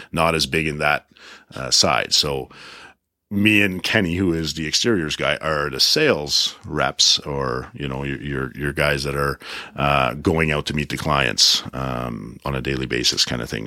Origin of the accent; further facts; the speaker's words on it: Prince Edward Island, Canada; moved away; I come from Prince Edward Island, small town. My dad was a lobster fisherman